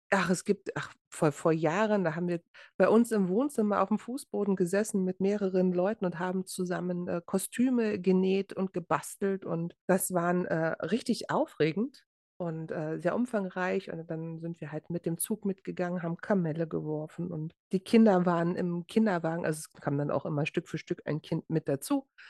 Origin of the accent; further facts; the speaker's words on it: Berlin, Germany; moved away; wir sind ja beide in Berlin geboren